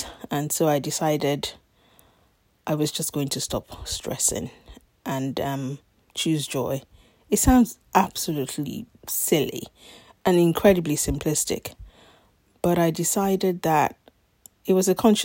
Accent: Nigeria; moved away as an adult; now in London, United Kingdom; I was born in Nigeria in 1972. Stayed there for the first 18 years of my life

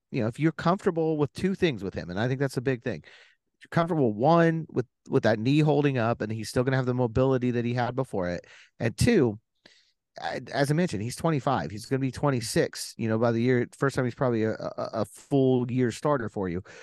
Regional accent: Indiana, United States; I grew up in Indiana, so I got that basketball background

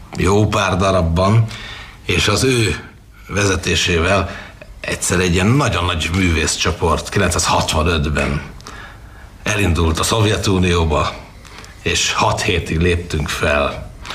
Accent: Budapest, Hungary; ahol felnőttem az Andrássy úton

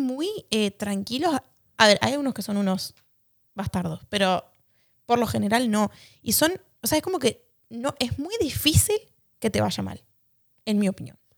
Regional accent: Argentina; moved away; para nosotros como argentinos

